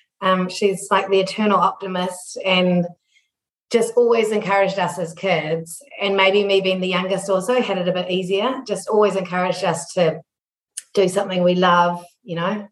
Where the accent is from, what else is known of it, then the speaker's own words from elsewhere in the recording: Papakura, Auckland, New Zealand; So we grew up in Papakura in the 80s